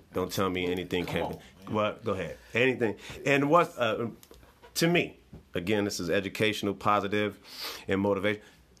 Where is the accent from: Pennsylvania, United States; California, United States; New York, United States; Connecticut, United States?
California, United States; Oakland; coming up, growing up in East Oakland, I had no desire to be in the service.